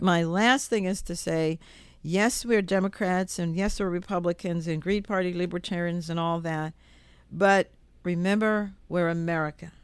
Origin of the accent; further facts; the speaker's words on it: Jamaica; now in Virginia, United States; I was born in Jamaica